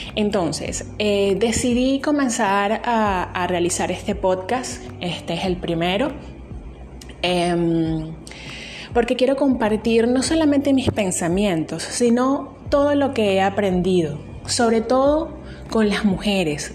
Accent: Venezuela; Soy venezolana y sí, estoy en Venezuela

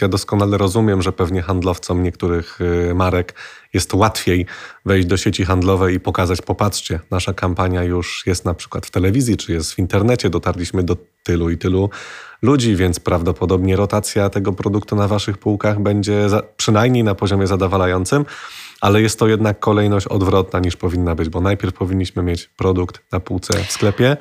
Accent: Kraków, Lesser Poland, Poland; ja z Krakowa jestem

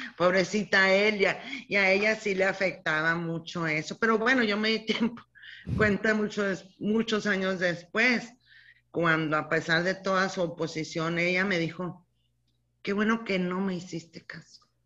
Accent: Casas Grandes, Chihuahua, Mexico; now in Ciudad Juárez, Mexico; yo nací aquí en Ciudad Juárez, hace como mil años, no te creas, en 1954. O sea que ahorita este año ya cumplo 67 años. Nací aquí en Juárez, toda la familia de mi papá aquí en Juárez, abuelos, abuela, todo, pero yo crecí en casas grandes

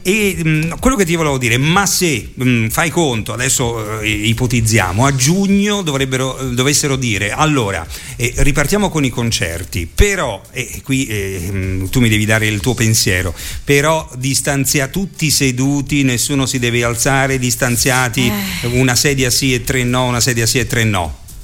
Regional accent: Rome, Lazio, Italy; moved away; sono di Roma

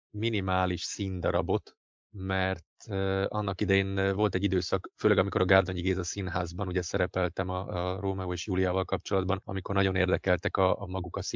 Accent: Budapest, Hungary; born there; also born or lived in Szilvásvárad; voltam Budapesten, születtem, ugye nagyon sokat voltam Budapesten, Szilvásvárada is költöztem, egy időig ott éltem, aztán újra Budapeste

